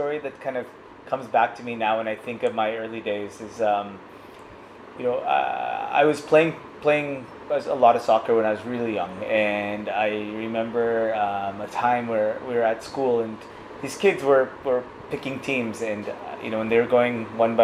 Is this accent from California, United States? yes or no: yes; Huntington Beach, California, United States; moved away as an adult; also born or lived in New York City, United States; now in Mumbai, India; I grew up in Orange County, California, in Huntington Beach